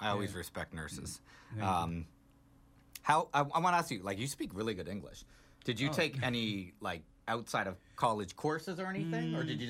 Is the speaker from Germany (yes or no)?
no; Canada; now in United States; I'm originally from Canada.